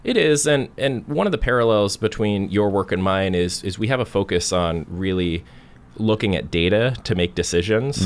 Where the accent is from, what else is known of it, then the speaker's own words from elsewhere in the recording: Portland, Oregon, United States; I grew up in Northwest Portland and went through the Beaverton School District